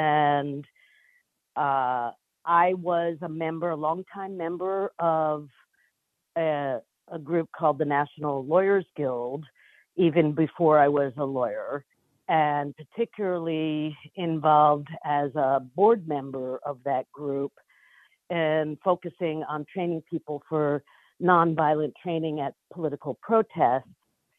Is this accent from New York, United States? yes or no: yes; New York, United States; now in California, United States; New York.